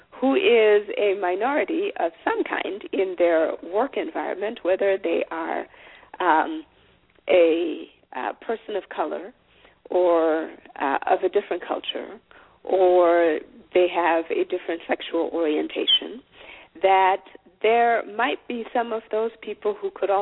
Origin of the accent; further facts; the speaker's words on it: Zimbabwe; moved away; I'm an African woman at that, because I am from Zimbabwe, and I'm therefore a, I come from a different culture